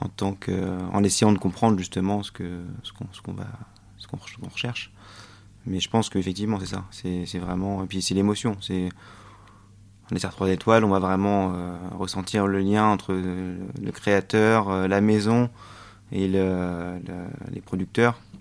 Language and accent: French; France; also born or lived in Australia; moi, en tant que Français